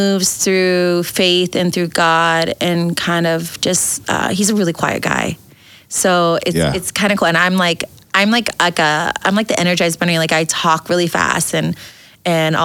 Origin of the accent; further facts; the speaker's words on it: Wyoming, United States; I think I'm from Wyoming